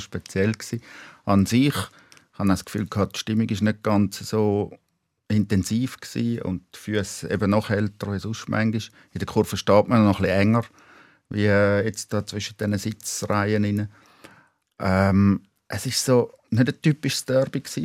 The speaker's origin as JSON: {"language": "German", "region": "Schaffhausen", "country": "Switzerland", "tie": "born or raised there", "moved": "as an adult", "lives_now": "Zurich, Switzerland", "said": "Ich bin in Schaffhausen aufgewachsen"}